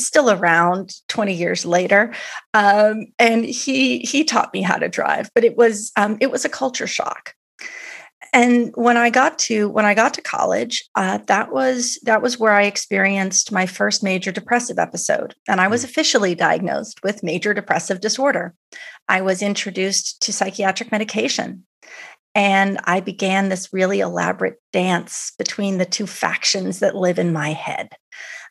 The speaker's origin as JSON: {"language": "English", "town": "New York City", "region": "New York", "country": "United States", "tie": "born or raised there", "said": "I grew up in New York City. I grew up on the Upper West Side of Manhattan."}